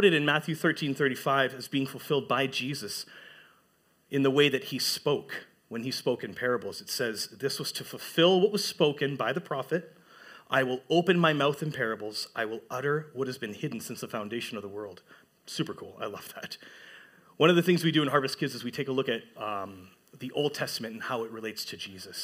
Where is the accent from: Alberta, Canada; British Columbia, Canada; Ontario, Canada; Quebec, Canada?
Ontario, Canada; Sudbury; moved away as an adult; now in Huntsville, Canada; growing up in Sudbury, pretty much all my life up until 2021